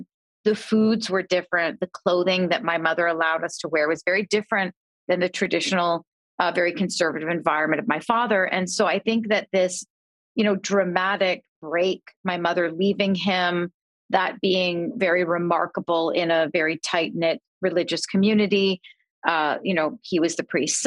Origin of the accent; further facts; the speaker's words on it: Canada; I grew up in Canada